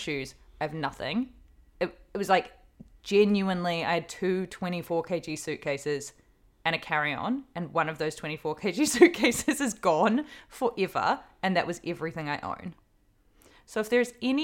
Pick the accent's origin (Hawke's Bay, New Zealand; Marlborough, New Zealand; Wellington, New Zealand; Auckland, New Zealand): Hawke's Bay, New Zealand; moved away; Hawke's Bay, which is my hometown